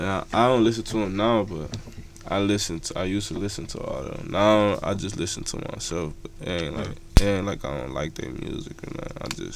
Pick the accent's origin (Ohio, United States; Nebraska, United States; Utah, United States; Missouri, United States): Ohio, United States; Cleveland; Yeah, I'm from Cleveland.